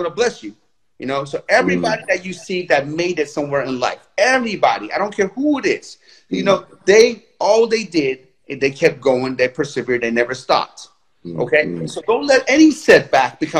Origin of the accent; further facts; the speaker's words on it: Tehran, Tehran Province, Iran; now in United States; I was born in Tehran, Iran.